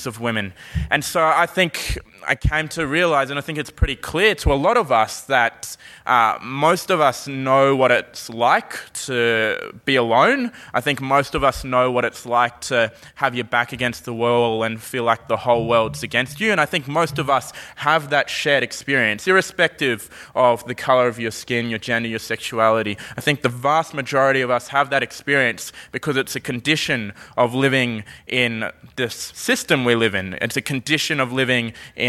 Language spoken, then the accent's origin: English; Brisbane, Queensland, Australia; when I say, you know, Brisbane